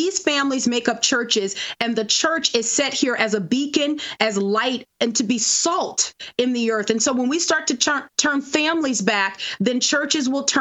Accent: New Orleans, Louisiana, United States; moved away; I'm originally from New Orleans, and so Lent is a big deal in our town

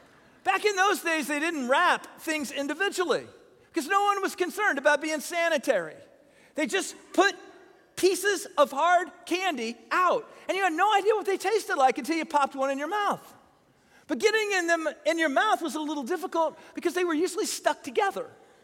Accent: Illinois, United States; born there; also born or lived in Buffalo / East Tennessee / Fort Worth / San Antonio; I was born near Chicago, and then we moved to Buffalo, and then we moved to East Tennessee, and then we moved to Fort Worth, and then we moved back to Southern Illinois

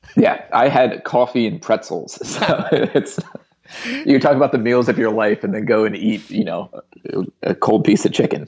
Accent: Philadelphia, Pennsylvania, United States; moved away as an adult; also born or lived in Vancouver, Canada / India; we're from the same like suburbs of Philadelphia

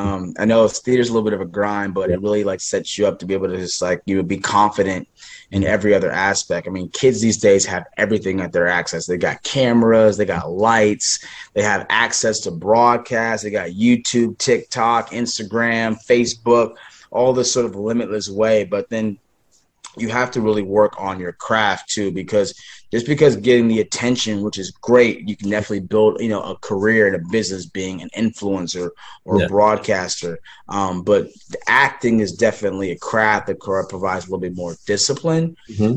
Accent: Los Angeles, California, United States; Yeah, so I grew up in Los Angeles, and I actually was really pursuing a life being a scientist, and I played a lot of sports.

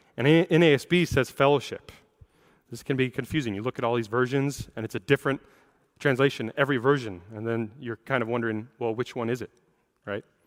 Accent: Seattle, Washington, United States; I'm a native of the Seattle area. I grew up in the Seattle area

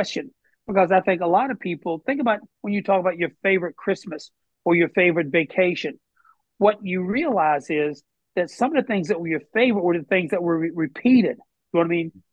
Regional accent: West Virginia, United States; moved away as an adult; my love for my home state

